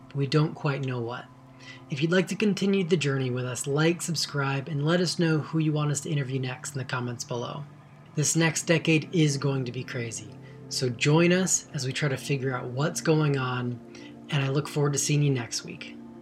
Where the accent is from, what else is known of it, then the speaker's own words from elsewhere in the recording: Georgia, United States; moved away as an adult; now in Canada; grew up in Georgia and I was in, I'm American, I was in the States till early twenties and moved here